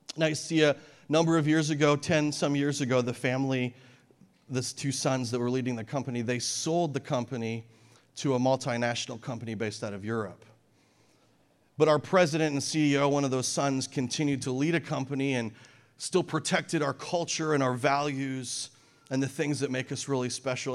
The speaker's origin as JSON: {"language": "English", "country": "Canada", "tie": "born or raised there", "moved": "yes", "said": "I grew up in Canada near the mountains"}